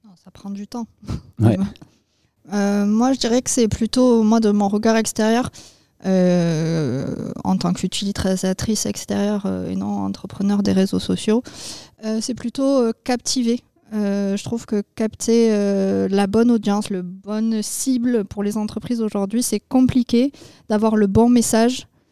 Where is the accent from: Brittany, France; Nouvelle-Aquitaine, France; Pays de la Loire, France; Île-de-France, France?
Nouvelle-Aquitaine, France; Agen; moved away as an adult; also born or lived in Bordeaux / London; je suis originaire d'Agen. je suis partie sur Bordeaux pour mes études.